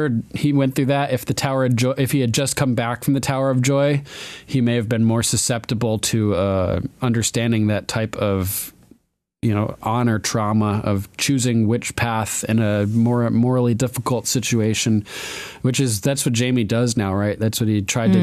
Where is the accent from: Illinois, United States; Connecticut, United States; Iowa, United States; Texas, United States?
Connecticut, United States; Old Lyme; I'm actually from Old Lyme, Connecticut